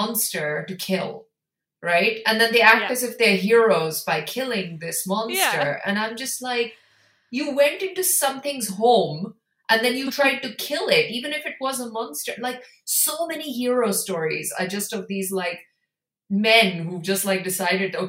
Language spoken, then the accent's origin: English; India; I come from India